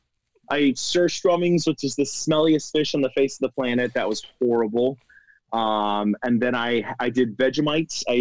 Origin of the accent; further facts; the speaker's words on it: Florida, United States; I'm actually from Florida